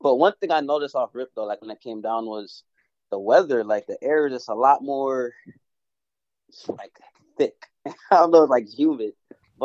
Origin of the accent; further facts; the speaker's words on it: Toronto, Ontario, Canada; also born or lived in Miami, Florida; now in West Palm Beach, United States; I was born in Canada. I was born in Toronto